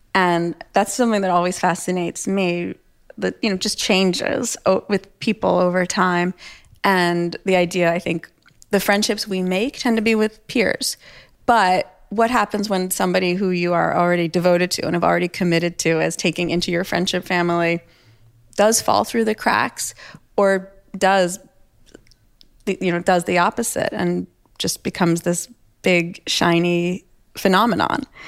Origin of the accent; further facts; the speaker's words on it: New York, United States; also born or lived in Toronto; I'm from New York